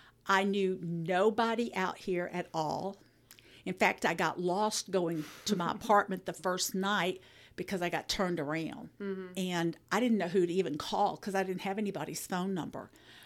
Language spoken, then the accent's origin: English; Birmingham, Alabama, United States; born there; I was born in Birmingham, Alabama, and worked in a couple of churches in that area after I finished EFM.